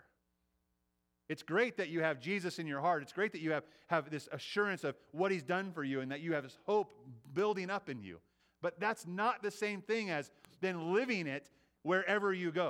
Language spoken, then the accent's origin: English; United States; I was born here, right? I was raised in the United States.